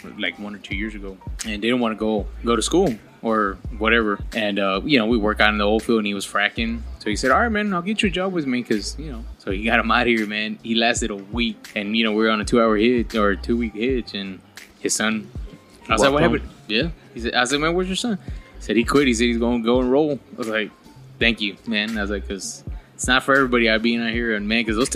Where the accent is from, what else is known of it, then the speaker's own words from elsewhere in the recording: Texas, United States; from Texas